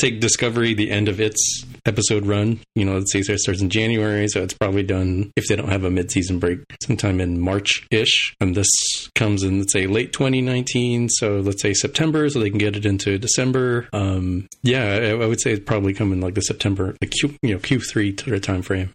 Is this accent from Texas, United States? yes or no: yes; El Paso, Texas, United States; my hometown of El Paso, Texas